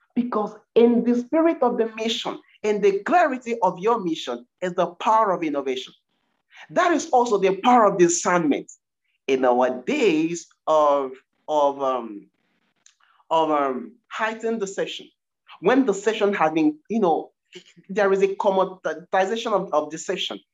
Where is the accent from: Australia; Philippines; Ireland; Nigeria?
Nigeria; now in United Kingdom; I'm originally from Nigeria